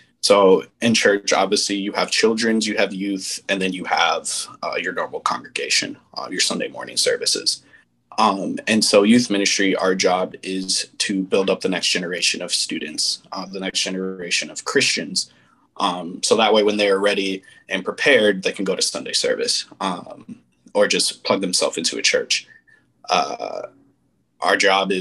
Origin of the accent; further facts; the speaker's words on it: Aurora, Illinois, United States; now in Minnesota, United States; I grew up in Aurora, Illinois.